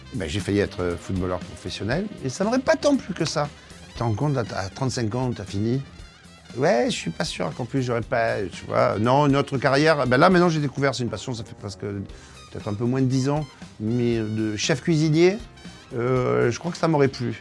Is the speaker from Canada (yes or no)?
no; Marseille, Provence-Alpes-Côte d'Azur, France; Je viens de Marseille, la plus belle ville du monde